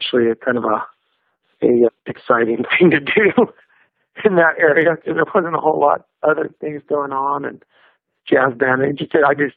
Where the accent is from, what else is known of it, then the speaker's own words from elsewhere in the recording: Tulare, California, United States; also born or lived in Fresno, California; I was born in Fresno, California. That's a town in Central California, probably about 3-4 hours away from San Francisco. And that whole area of Central California is very rural. Well, Fresno's not rural anymore because it's really grown, but I grew up in a little town called Tulare, California